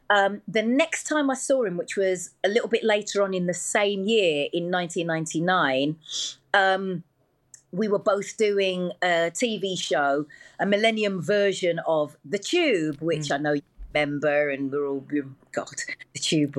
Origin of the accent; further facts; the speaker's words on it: Wolverhampton, West Midlands, United Kingdom; Yeah, I was just … from Wolverhampton.